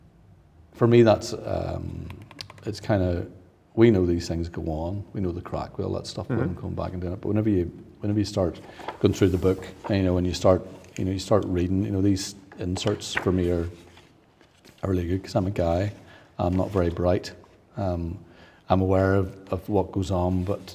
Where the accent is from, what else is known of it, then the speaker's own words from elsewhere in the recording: Northern Ireland, United Kingdom; being Northern Irish